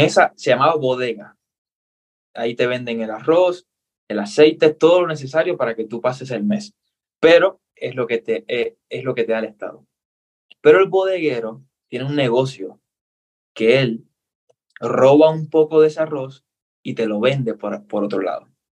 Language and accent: Spanish; Cuba; accent: Cuban; now in Ecuador; soy cubano, nací en Cuba